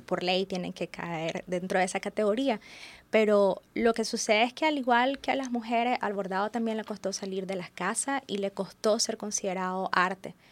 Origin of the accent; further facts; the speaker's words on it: Nicaragua; nuestra idiosincrasia como nicaragüenses